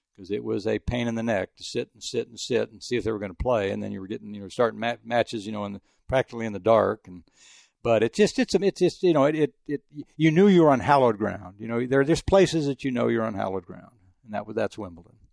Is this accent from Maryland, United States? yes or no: no; El Paso, Texas, United States; moved away; also born or lived in Houston / France; I grew up in El Paso